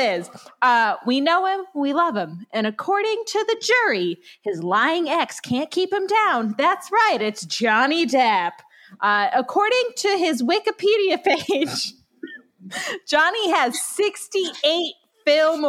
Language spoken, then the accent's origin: English; New York, United States; I'm from New York